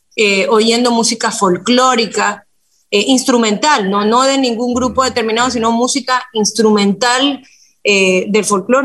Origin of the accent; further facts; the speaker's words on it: Guayaquil, Guayas, Ecuador; nací en Guayaquil